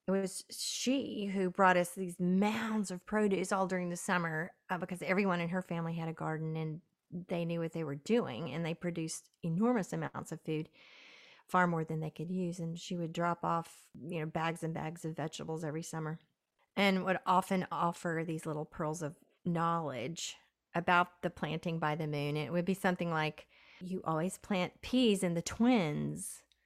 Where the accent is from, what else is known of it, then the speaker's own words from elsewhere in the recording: Southern Appalachia, United States; where I grew up in Southern Appalachia